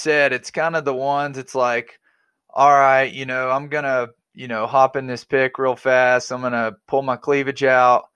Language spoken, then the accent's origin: English; Arkansas, United States; I grew up in Arkansas.